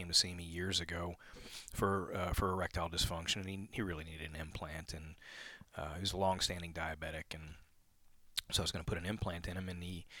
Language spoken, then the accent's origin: English; New Orleans, Louisiana, United States; moved away as an adult; now in Austin, United States; I grew up in Louisiana, grew up in New Orleans